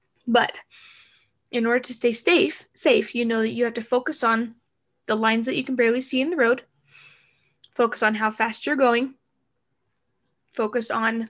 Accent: Arizona, United States; I am from Arizona and I don't know how to drive in the snow.

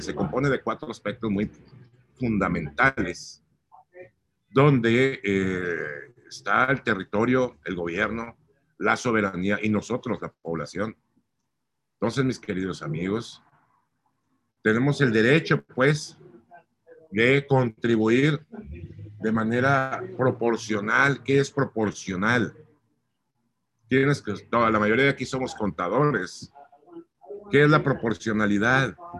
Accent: Mazatlán, Sinaloa, Mexico; also born or lived in Mexico City; Mi gente bonita de Mazatlán, pues yo soy mazapleco

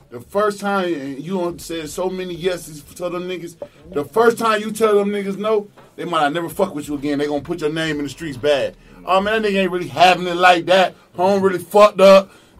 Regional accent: Rochester, New York, United States; My city ain't that big. I'm from Rochester, New York.

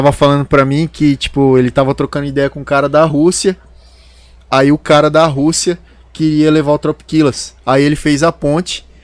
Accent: Campo Grande, Mato Grosso do Sul, Brazil; como a gente vem lá de Campo Grande e eu tenho muito amigo que trabalha no sertanejo e tal

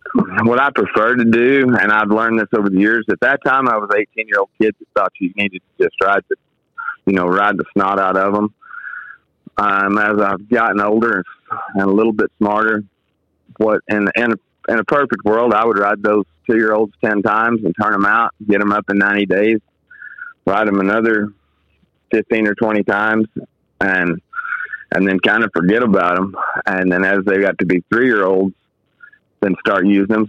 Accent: Fort Worth, Texas, United States; moved away as an adult; also born or lived in Osage County, Oklahoma; I grew up in the Fort Worth area.

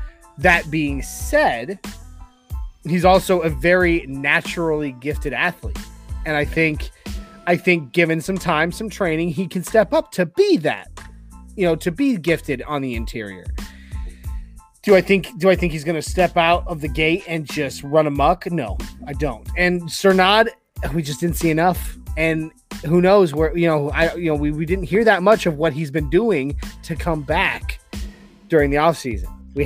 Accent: Iowa, United States; I'm originally from Iowa, so I've watched him since college.

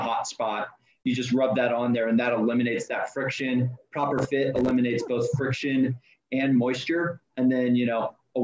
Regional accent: Auburn, California, United States; I grew up in Northern California. My parents' home is a small town of Auburn, California.

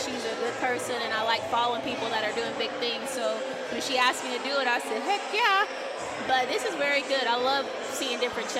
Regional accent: Marietta, Oklahoma, United States; Marietta, Oklahoma.

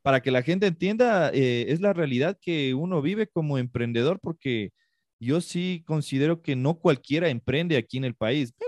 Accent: Ecuador; yo también soy ecuatoriano

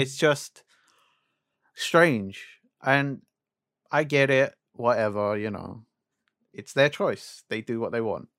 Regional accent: United Kingdom; we're British

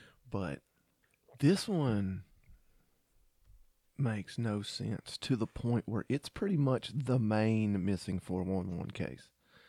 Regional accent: Texas, United States; I'm from Texas.

